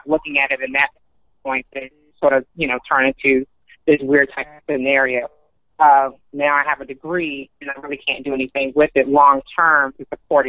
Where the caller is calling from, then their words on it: Atlanta, Georgia, United States; I'm calling from Atlanta.